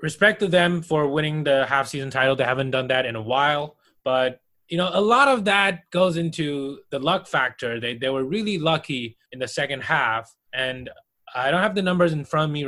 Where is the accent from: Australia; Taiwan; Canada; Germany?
Taiwan; moved away; also born or lived in Austria; being born and raised in Taiwan